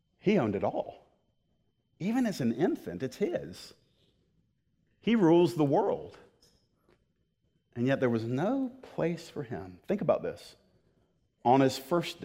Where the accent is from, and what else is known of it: United States